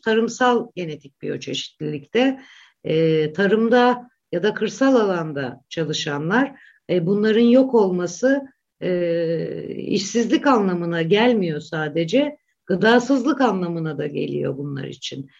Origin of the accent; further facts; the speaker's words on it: Black Sea Region, Turkey; ben Karadenizliyim